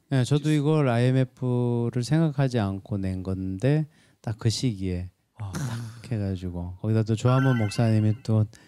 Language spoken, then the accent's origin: Korean; Jeju Island, South Korea; moved away; 제주도가 고향인데